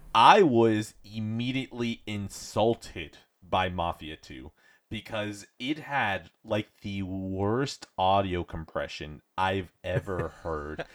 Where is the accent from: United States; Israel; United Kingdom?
United States; as an American